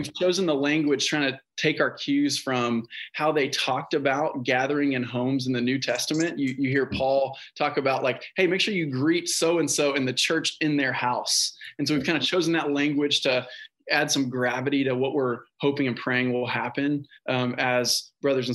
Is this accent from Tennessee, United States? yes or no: no; Houston, Texas, United States; also born or lived in Branson, Missouri; I grew up in Houston